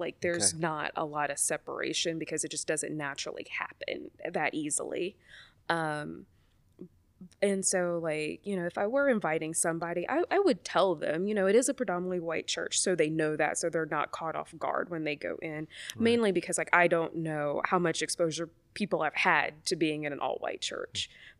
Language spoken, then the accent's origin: English; the South, United States; maybe it is because I'm from the South and like it's not a new thing.